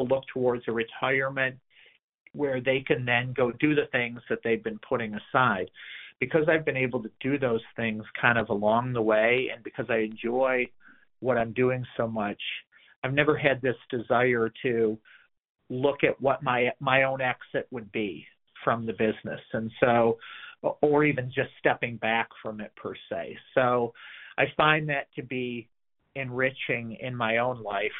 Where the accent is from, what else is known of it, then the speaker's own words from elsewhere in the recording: Detroit, Michigan, United States; moved away; growing up in the Metro Detroit area